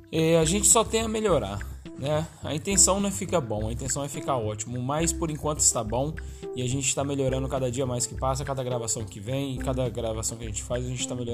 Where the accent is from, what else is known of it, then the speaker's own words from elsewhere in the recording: São Paulo, Brazil; accent: mix of paulista, baiano and mineiro; o nosso sotaque daqui, tipo, é muito peculiar, peculiar né? E a gente e é do Vale do Paraíba, é, a gente arrasta muito o lado dos mineiros aqui, né? Eu, particularmente, aí tenho é, alguns sotaques aí meio que indecisos, né? Meio paulista, meio baiano e meio mineiro